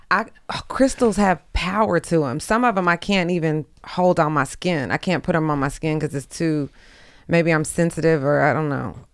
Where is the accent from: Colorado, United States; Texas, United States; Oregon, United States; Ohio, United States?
Texas, United States; also born or lived in Houston; now in Los Angeles, United States; I'm from Texas.